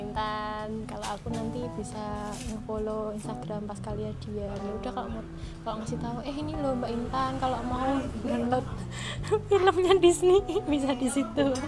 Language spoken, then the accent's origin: Indonesian; Java, Indonesia; accent: medok (thick Javanese); aku ngomongnya jadi medok lagi